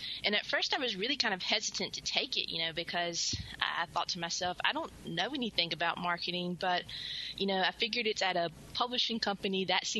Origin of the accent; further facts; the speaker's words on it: Mississippi, United States; I was born and raised in Mississippi and graduated from Mississippi State University with a degree in English.